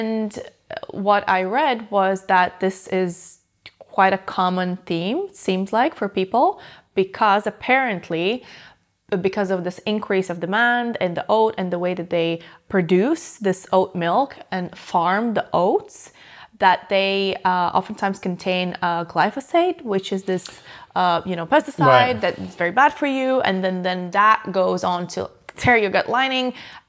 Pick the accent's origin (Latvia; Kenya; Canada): Latvia; because I lived in, obviously, I'm from Latvia.